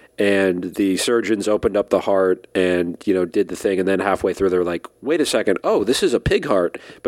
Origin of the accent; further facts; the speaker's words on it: Washington, District of Columbia, United States; I was born in Washington, D.C., lived there in my late 20s.